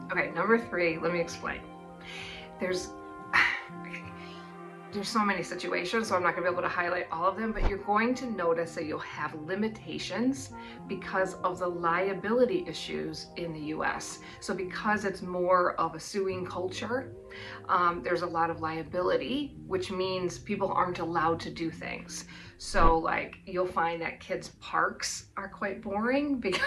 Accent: Wisconsin, United States; moved away as an adult; now in New Zealand; I'm from Wisconsin and yeah, it's cold there too

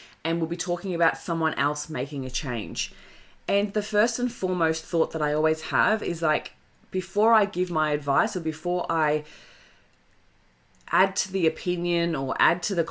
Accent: Australia; It comes from being the Aussie battler. Like, we constantly celebrate Aussie battlers. And it's like, okay, understandably, that's where we've come from. That's our culture

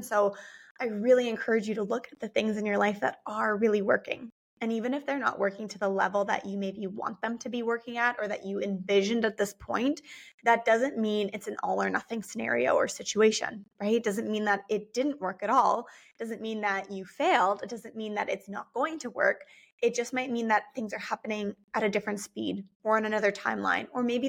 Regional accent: United States; born there; since I am part Canadian, part German, born in the US, have moved around a lot.

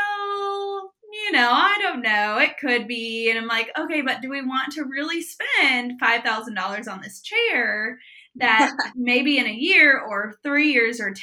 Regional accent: Prairie Village, Kansas, United States; I was born and raised in Prairie Village, Kansas.

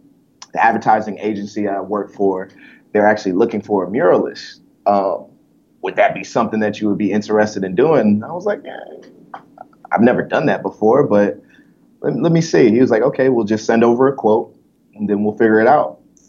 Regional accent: Detroit, Michigan, United States; also born or lived in Omaha, Nebraska; I was born in Omaha, Nebraska. And, you know, that's because my parents were in the military. Then my parents got divorced, and then I got shipped up to Detroit to stay with my mom.

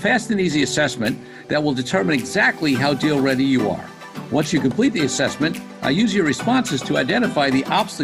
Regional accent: New York, United States; I grew up in New York

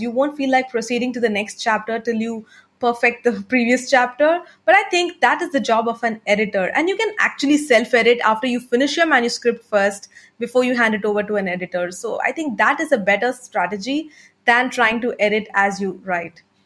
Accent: India; first language Tamil; English is a second language; I'm an entrepreneur from India

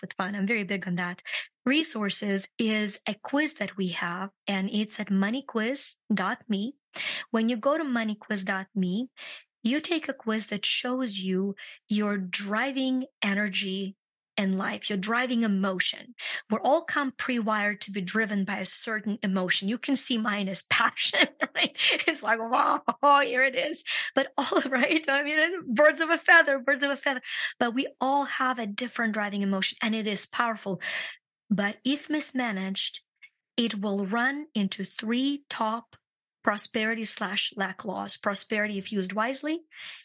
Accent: Ukraine; moved away; I'm from Ukraine

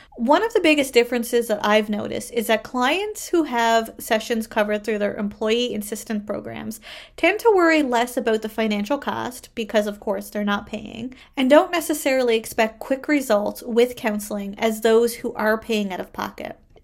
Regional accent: Canada; I am a Canadian social worker

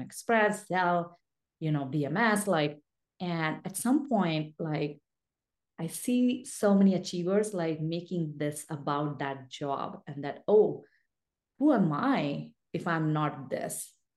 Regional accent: India; English is a second language; I was born and raised in a rural mining town in India

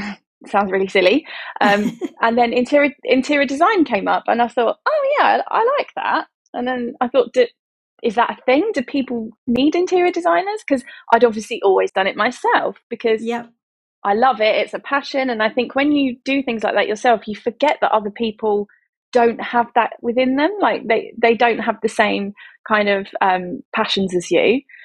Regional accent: Essex, East of England, United Kingdom; moved away as an adult; also born or lived in London; we relocated from London to Essex to be back where I'm originally from

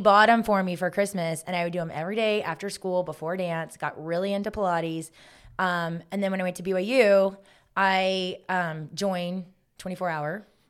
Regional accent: Augusta, Georgia, United States; moved away; also born or lived in South Carolina; I'm from Augusta, Georgia, home of the Masters. So we live five minutes from the Augusta

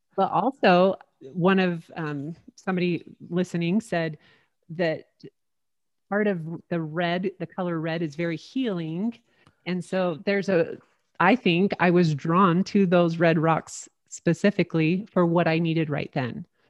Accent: St. George, Utah, United States; moved away; back in my hometown of Saint George, Utah.

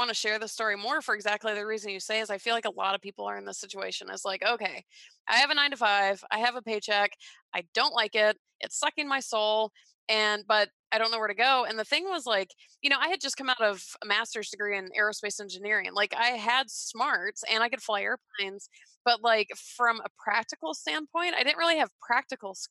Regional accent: Atlanta, Georgia, United States; I grew up in Georgia

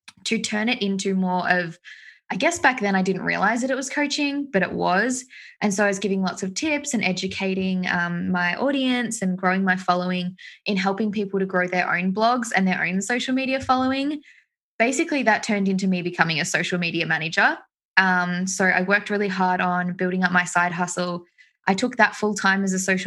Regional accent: Australia; If you can't tell from my accent, I am from Australia.

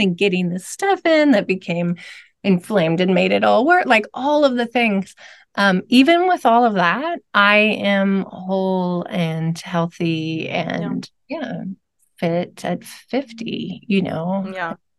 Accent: Louisville, Kentucky, United States; I'm from Louisville, Kentucky.

